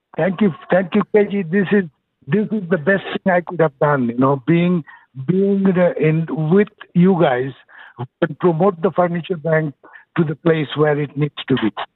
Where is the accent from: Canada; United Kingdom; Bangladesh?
Bangladesh; now in Houston, United States; originally I'm from Bangladesh